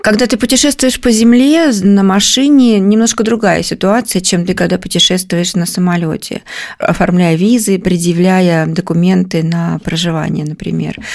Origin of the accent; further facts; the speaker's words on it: Kemerovo Oblast, Russia; moved away as an adult; now in Moscow, Russia; я родом из Кемеровской области. Мы переехали в Москву в 2006 году